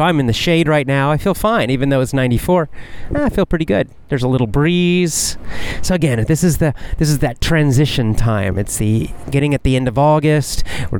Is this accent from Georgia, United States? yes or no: yes; Athens, Georgia, United States; going back to Athens, Georgia, my hometown, and football season starting and all the students coming into the town because the town would grow.